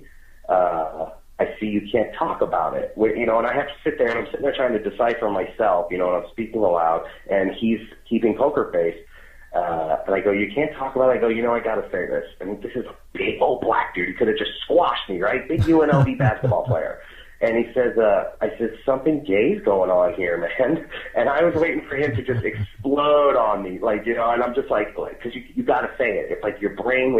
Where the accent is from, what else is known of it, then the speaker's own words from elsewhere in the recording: Long Island, New York, United States; moved away; also born or lived in Las Vegas; I was born in Long Island too.